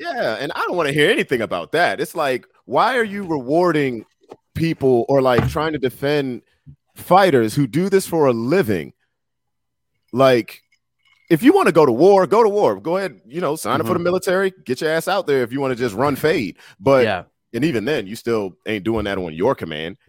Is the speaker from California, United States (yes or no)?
no; Washington, District of Columbia, United States; I grew up in Southeast DC